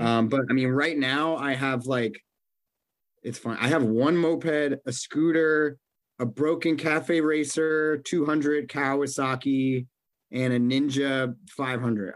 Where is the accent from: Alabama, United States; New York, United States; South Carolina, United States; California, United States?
New York, United States; moved away; also born or lived in Boston; I was from New York